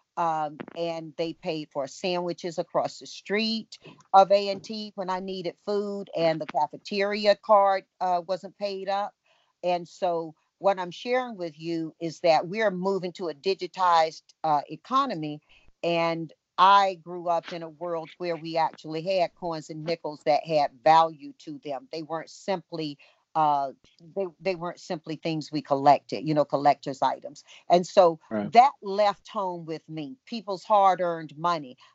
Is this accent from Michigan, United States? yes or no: no; Tarboro, North Carolina, United States; Growing up in Tarboro, North Carolina, I knew all of my neighbors